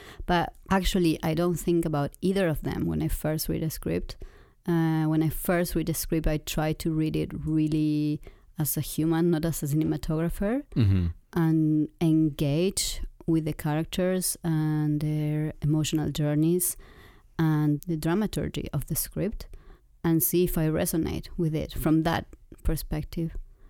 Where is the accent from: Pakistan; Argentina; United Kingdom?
Argentina; This was in Argentina. I'm from Argentina.